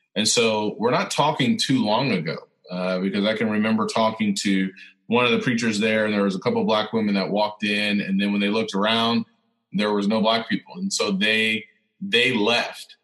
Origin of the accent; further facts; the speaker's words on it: Central Illinois, United States; I was born in Central Illinois